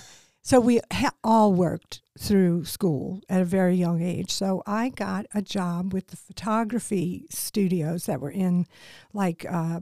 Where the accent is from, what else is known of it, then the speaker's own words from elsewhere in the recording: New Orleans, Louisiana, United States; moved away as an adult; also born or lived in Charlotte; I am a Cajun. I'm from New Orleans. That was where I was born and raised.